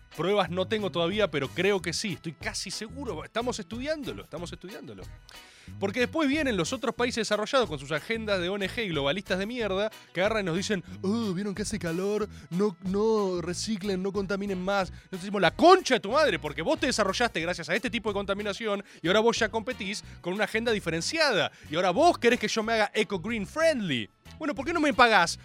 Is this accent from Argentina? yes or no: yes; Buenos Aires, Argentina; Yo soy argentino.